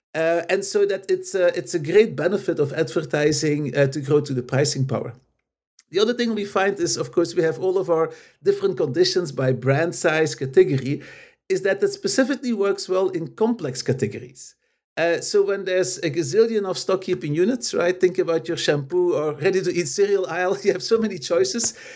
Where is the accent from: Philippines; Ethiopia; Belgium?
Belgium; moved away as an adult; also born or lived in Los Angeles, United States; I'm basically originally from Belgium